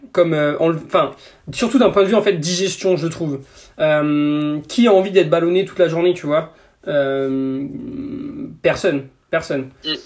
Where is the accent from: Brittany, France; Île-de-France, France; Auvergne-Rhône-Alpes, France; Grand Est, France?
Brittany, France; Breton; on est breton